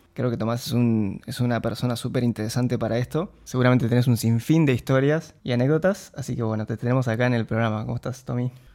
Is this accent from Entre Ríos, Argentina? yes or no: yes; Concordia, Entre Ríos, Argentina; moved away; Los dos somos de Concordia, vivíamos en el mismo barrio